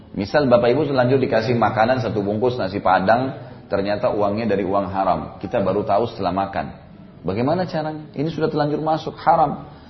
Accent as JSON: {"language": "Indonesian", "region": "South Sulawesi", "country": "Indonesia", "tie": "born there", "said": "Saya lihat dulu kalau di Sulawesi Selatan ya, kalau di daerah saya e, lahir dulu, memang mereka sering kali."}